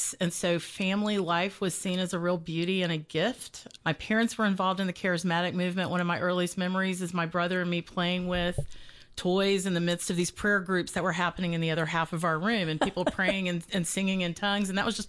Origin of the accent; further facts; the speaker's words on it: Georgia, United States; born there; Well, just to give you the fast overview to start with, I was born in Middle Georgia 51 years ago. I'll be 52 this year.